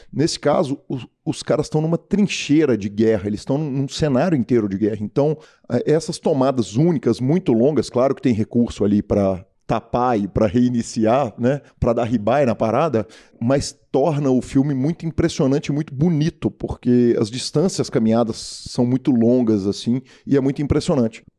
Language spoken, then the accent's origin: Portuguese; Minas Gerais, Brazil; accent: mineiro; sotaque nosso, é, o sotaque mineiro